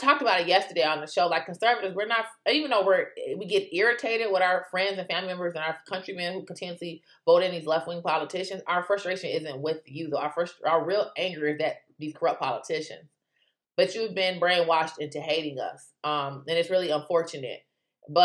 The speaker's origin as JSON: {"language": "English", "country": "United States", "said": "as an American"}